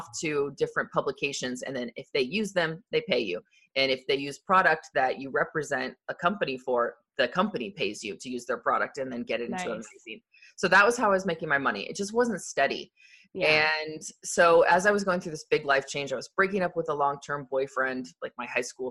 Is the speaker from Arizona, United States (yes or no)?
yes; Arizona, United States; I grew up in Arizona